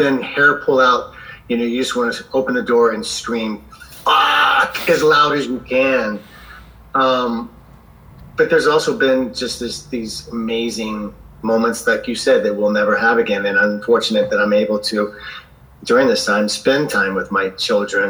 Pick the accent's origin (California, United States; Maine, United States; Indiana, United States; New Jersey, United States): Indiana, United States; Southern; I grew up in the Midwest in America, in Southern Indiana, right on the Ohio River